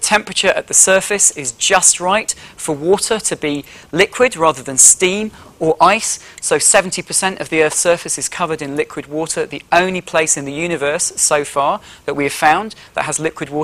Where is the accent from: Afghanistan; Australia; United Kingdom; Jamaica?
United Kingdom; Yorkshire and the Humber; where I grew up in Yorkshire